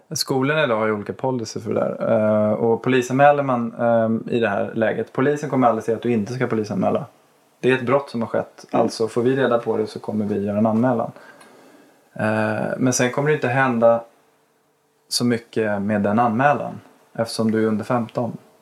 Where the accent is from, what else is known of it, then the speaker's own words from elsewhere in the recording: Botkyrka, Stockholm County, Sweden; Jag är uppväxt i Botkyrka, jag är uppväxt på Lagfartsvägen